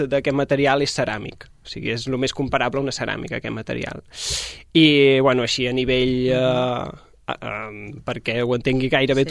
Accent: Mallorca, Balearic Islands, Spain; jo sóc de Mallorca.

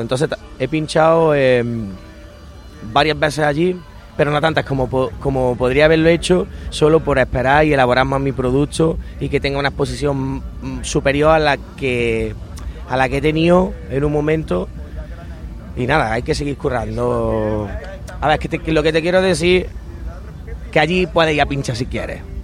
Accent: Lucena, Andalusia, Spain; yo soy de Lucena, en Córdoba

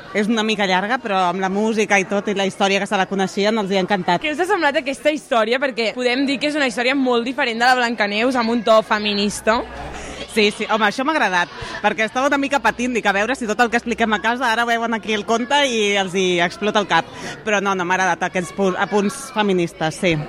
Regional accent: Barcelona, Catalonia, Spain; som de Barcelona

